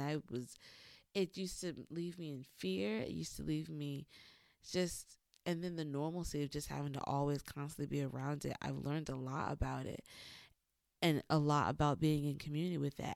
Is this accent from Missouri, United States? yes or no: no; Lowcountry, South Carolina, United States; moved away; also born or lived in Atlanta, Georgia; growing up in the Low Country as a Geechee